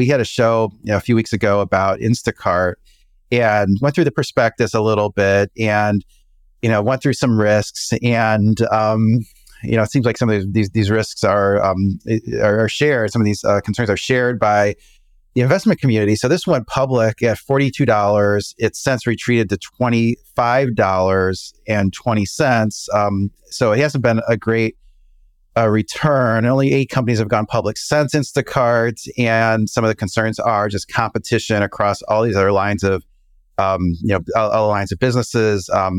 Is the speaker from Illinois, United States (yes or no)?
yes; Chicago, Illinois, United States; Yeah, you know, I grew up in the Chicago area.